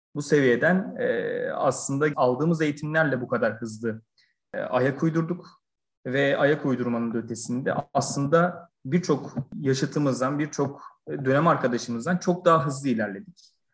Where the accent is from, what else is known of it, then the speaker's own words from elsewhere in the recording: Burhaniye, Balıkesir, Turkey; Balıkesir Burhaniye doğumluyum.